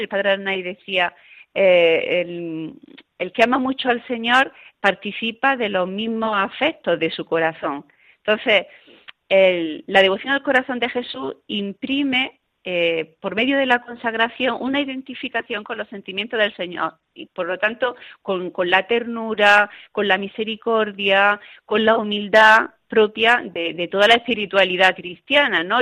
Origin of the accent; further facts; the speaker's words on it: Chauchina, Andalusia, Spain; yo soy eh, granadina y tuve la, la, dicha de, que las misioneras de las doctrinas rurales pudieran trabajar en mi pueblo natal y que es Chauchina